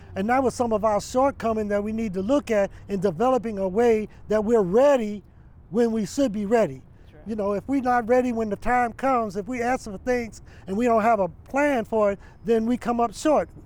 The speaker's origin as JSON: {"language": "English", "town": "New York City", "region": "New York", "country": "United States", "tie": "born or raised there", "moved": "yes", "lives_now": "Las Vegas, United States", "said": "Even though I grew up in New York City, I'm a Harlemite"}